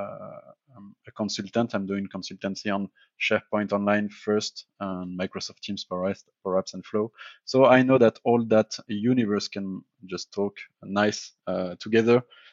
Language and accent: English; Paris, Île-de-France, France; I'm from France and I'm from also Paris, but right now I'm working in Switzerland, but I'm based on France.